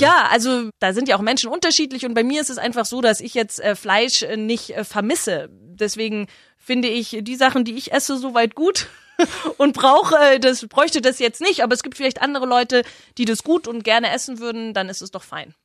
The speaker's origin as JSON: {"language": "German", "town": "Herrsching am Ammersee", "region": "Bavaria", "country": "Germany", "tie": "born or raised there", "also_born_or_lived": "Freiburg", "said": "Ich würde mich immer als Herrschingerin bezeichnen. Äh, das ist meine Heimat."}